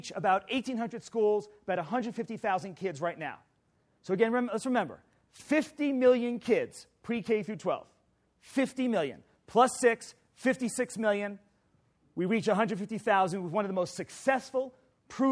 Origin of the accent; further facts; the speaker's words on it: New York City, New York, United States; I'm from New York City.